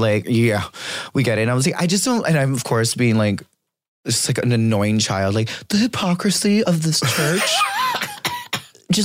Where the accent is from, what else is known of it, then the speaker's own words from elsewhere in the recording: Hawaii, United States; moved away; being Hawaiian